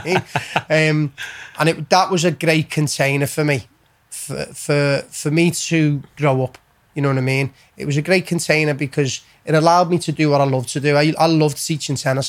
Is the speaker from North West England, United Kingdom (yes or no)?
yes; Liverpool, North West England, United Kingdom; also born or lived in County Road, Liverpool / Texas; we built a house in Keswick Way, in Bowring Park in L16. Um, so we moved there